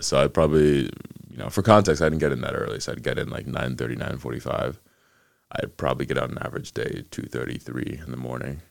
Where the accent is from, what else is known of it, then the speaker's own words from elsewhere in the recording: Atlanta, Georgia, United States; also born or lived in Ghana; Spent most of my time in the U S growing up in Atlanta, just outside of Atlanta in the suburbs